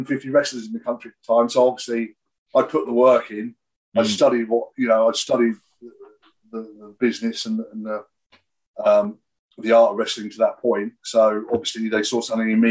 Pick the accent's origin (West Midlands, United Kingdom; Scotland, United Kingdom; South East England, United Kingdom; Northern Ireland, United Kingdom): South East England, United Kingdom; Camberley; I lived in Camberley.